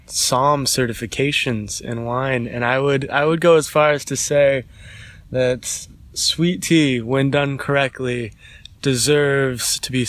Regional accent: Idaho, United States; moved away as an adult; also born or lived in San Francisco; now in Colorado, United States; I grew up in Idaho, kind of a suburban lifestyle. I never really grew up religious. My dad's atheist, my mom's Catholic, but didn't really go to church at all. And then I left Idaho to go to the big city.

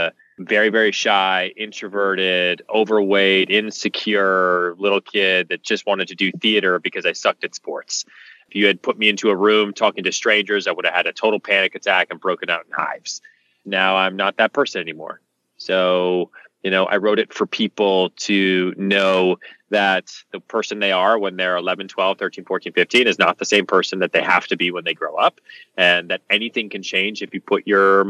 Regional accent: Texas, United States; I was born in Texas. Texas is in my blood

